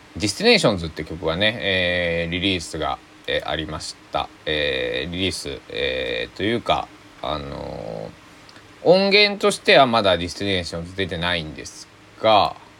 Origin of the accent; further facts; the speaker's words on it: Susaki, Kochi, Japan; 僕の、え生まれ育った須崎市